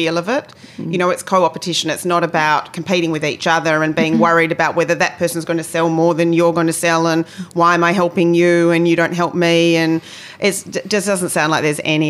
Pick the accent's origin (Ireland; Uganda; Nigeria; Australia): Australia; accent: Australian; with my Australian accent